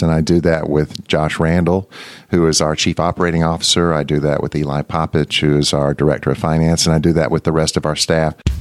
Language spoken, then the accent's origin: English; Mississippi, United States; moved away; When I was a little boy growing up in Mississippi